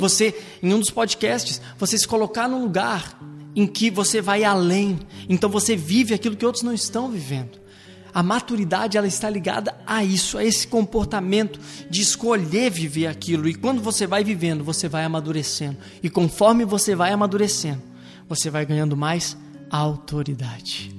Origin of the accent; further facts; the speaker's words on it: Rio Grande do Sul, Brazil; Minha família é toda gaúcha, eu sou gaúcho.